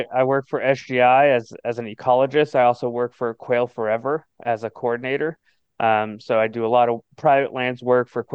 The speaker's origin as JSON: {"language": "English", "region": "South Florida", "country": "United States", "tie": "born or raised there", "also_born_or_lived": "South Miami", "moved": "yes", "said": "I grew up in South Florida in the Everglades fishing"}